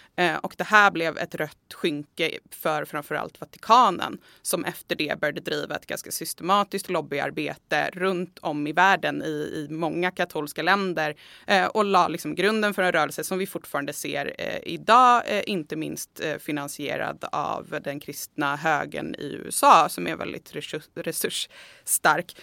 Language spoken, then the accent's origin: Swedish; Sweden; vi i Sverige